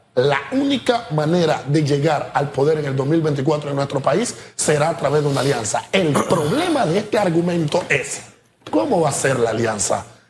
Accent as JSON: {"language": "Spanish", "country": "Panama", "said": "Nosotros como panameños"}